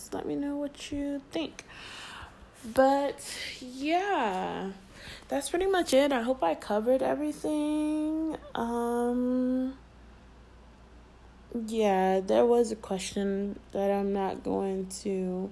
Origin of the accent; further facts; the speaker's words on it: Florida, United States; I'm from Florida